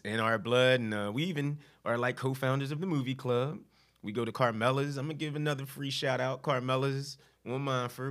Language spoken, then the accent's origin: English; Philadelphia, Pennsylvania, United States; I grew up in Philly